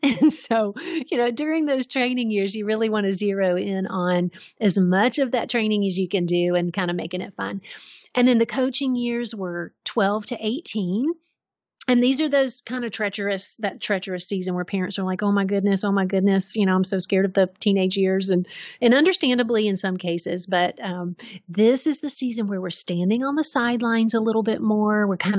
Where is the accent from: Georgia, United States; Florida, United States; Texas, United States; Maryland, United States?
Georgia, United States; So I grew up in Middle Georgia and my grandfather was a farmer.